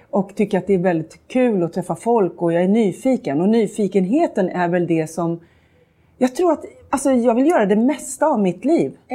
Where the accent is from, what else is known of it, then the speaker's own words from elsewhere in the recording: Sweden; Jag är svensk.